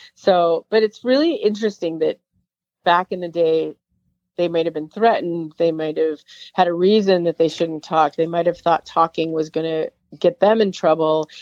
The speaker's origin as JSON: {"language": "English", "town": "Chicago", "region": "Illinois", "country": "United States", "said": "we're both from Chicago"}